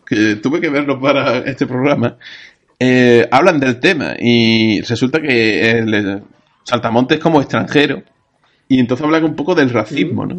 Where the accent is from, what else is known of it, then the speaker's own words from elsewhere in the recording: Andalusia, Spain; nosotros como andaluces